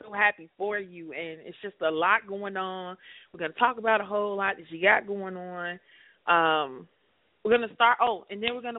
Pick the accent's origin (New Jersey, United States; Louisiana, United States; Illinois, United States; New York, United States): Illinois, United States; Chicago; I'm from Chicago